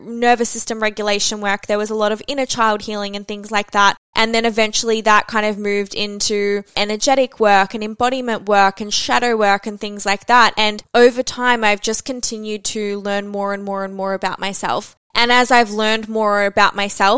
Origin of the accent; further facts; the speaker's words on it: Melbourne, Victoria, Australia; I'm also from Melbourne